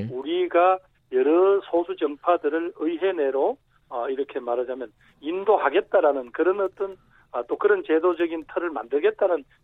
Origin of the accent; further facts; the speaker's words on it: South Korea; moved away; 저도 따지면 토종인데 잠시 좀 바깥 동네 나가서 조금 살다가 왔다.